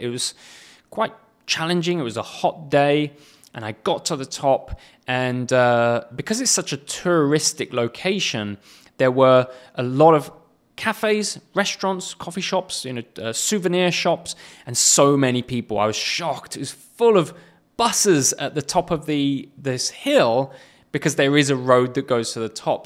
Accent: England, United Kingdom; moved away; England, which is my home nation

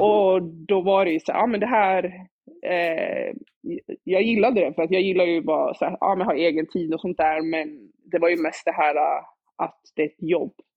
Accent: Stockholm, Stockholm County, Sweden; jag växte upp i Dalen med mina barndomskompisar

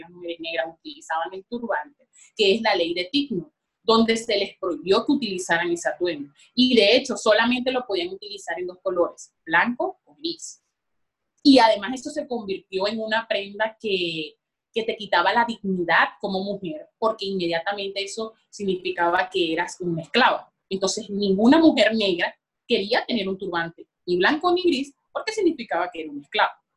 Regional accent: La Guajira, Colombia; allá en La Guajira

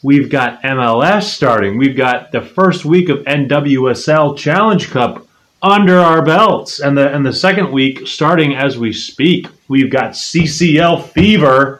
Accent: Chicago, Illinois, United States; Fire, my hometown team

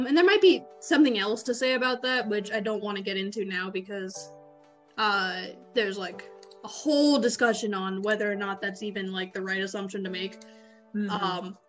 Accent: United States; accent: American; also born or lived in India; I was born in America

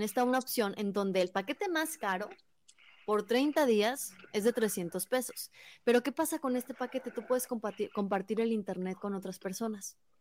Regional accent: Concepción, Zacatecas, Mexico; es de mi pueblo. Yo soy de Concepción

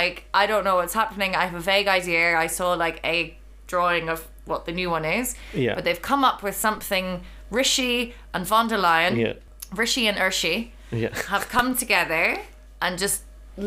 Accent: Northern Ireland, United Kingdom; now in Berlin, Germany; I'm also from Northern Ireland.

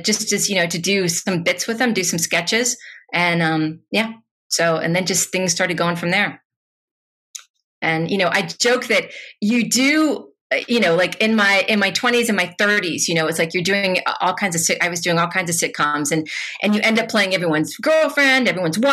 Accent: Louisville, Kentucky, United States; moved away; I am from Louisville

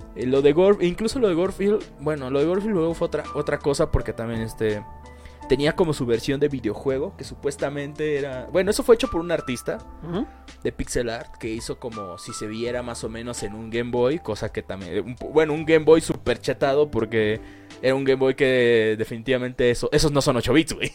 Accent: Mexico; en mi pueblo

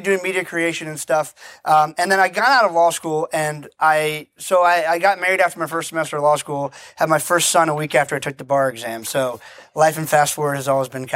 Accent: Barbados; I'm originally from the island of Barbados. My family's been there for 300 years.

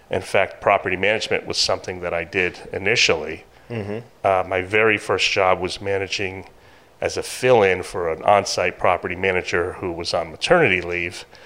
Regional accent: Greenwich, Connecticut, United States; also born or lived in Norwalk; we're both from Greenwich, Connecticut. Uh, we lived in a few different places in Fairfield. Our last spot was Norwalk, Connecticut.

